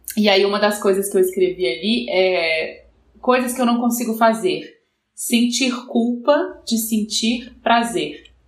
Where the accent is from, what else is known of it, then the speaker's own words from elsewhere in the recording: Minas Gerais, Brazil; eu sou mineira